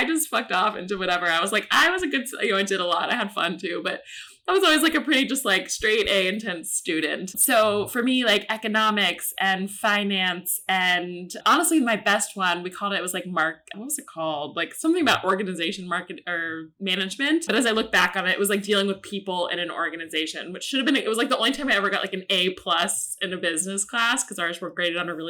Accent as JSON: {"language": "English", "town": "Atlanta", "region": "Georgia", "country": "United States", "also_born_or_lived": "New York City", "moved": "as an adult", "said": "I'm from Atlanta, which is Coke world."}